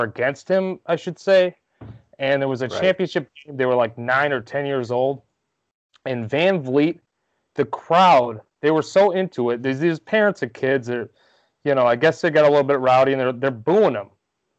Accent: Rockford, Illinois, United States; he's from my hometown

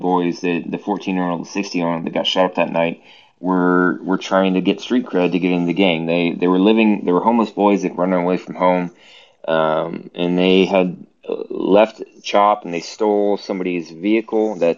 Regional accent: Portland, Oregon, United States; I'm from Portland, Oregon

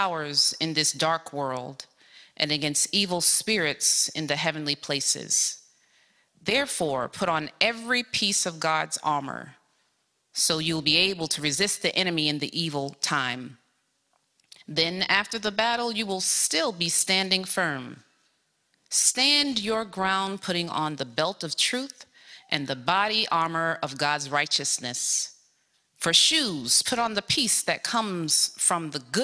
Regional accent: New York City, New York, United States; I was born in South Jamaica, Queens, New York, in a neighborhood flooded with drugs and violence

